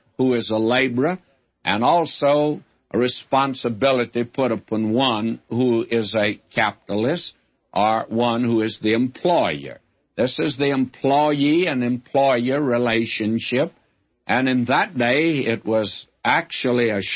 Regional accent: the South, United States; I'm a Southerner

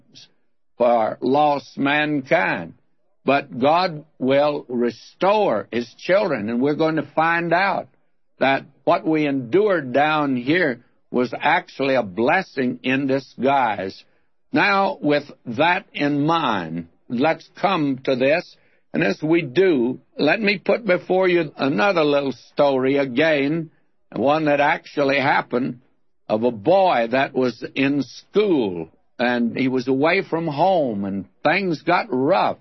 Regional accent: Texas, United States; accent: Texas accent; some of us Texans thought. We thought it was going to be the Texas accent

